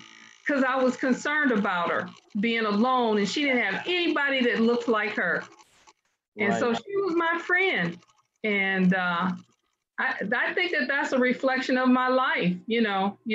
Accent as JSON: {"language": "English", "town": "Detroit", "region": "Michigan", "country": "United States", "tie": "born or raised there", "also_born_or_lived": "Denver, Colorado", "said": "I was born in Denver. We ended up in Detroit and grew up there"}